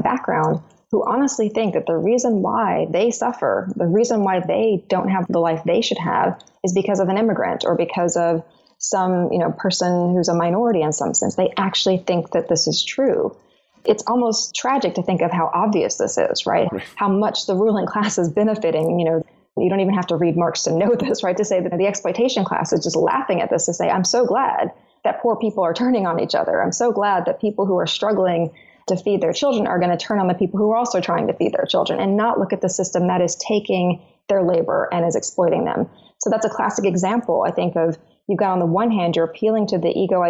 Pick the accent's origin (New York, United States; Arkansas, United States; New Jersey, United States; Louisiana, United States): Arkansas, United States; and I'm from Arkansas, this is what I hear a lot